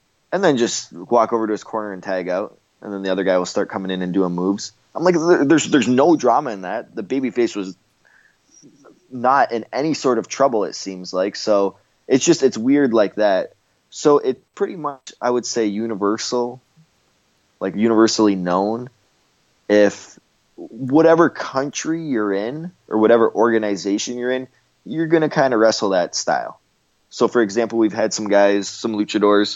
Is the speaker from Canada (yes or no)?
yes; Canada; me being Canadian